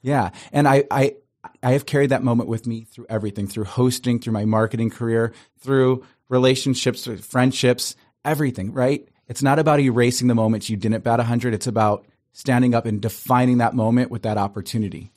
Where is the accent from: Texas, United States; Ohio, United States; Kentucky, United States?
Ohio, United States; Cleveland; now in Los Angeles, United States; I grew up in Cleveland, Ohio, beautiful Italian family